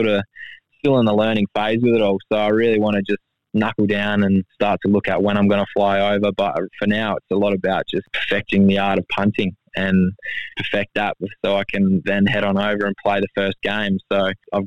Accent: Busselton, Western Australia, Australia; I grew up in Busselton

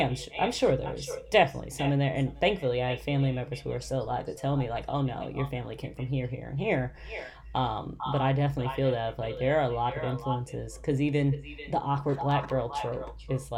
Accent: United States; as an American

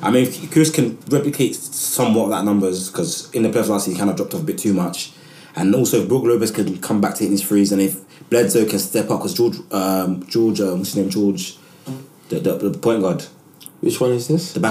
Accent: Nigeria; and I'm a Nigerian man.

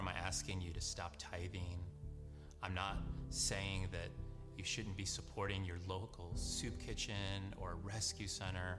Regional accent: Saudi Arabia; I'm from the Kingdom of Saudi Arabia

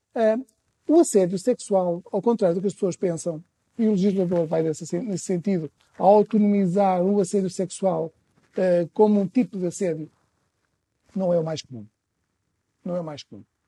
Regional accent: Trás-os-Montes, Portugal; sou transmontano

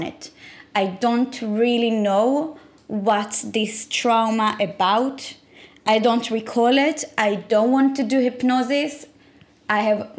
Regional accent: Israel; I was born and raised in Israel.

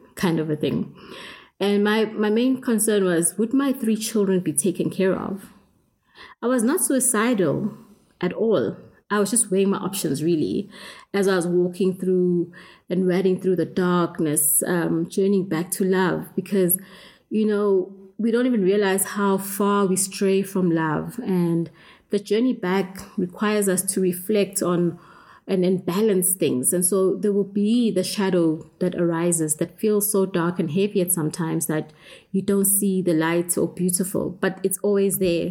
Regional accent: South Africa; I grew up in South Africa with uh, apartheid

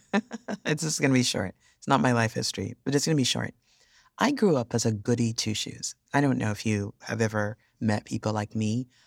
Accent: Yorubaland, Nigeria; I'm Nigerian, but I'm originally Yoruba

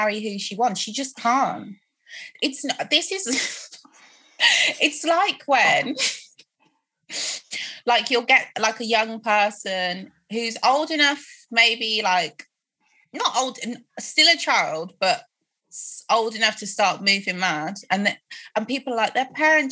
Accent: Midlands, United Kingdom; also born or lived in Croydon, London; I'm from the Midlands

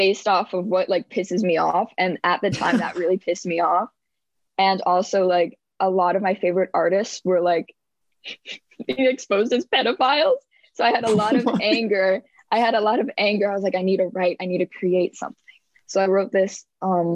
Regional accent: Westchester, New York, United States; I'm from Westchester, New York, which is a very big county in the suburbs of New York City

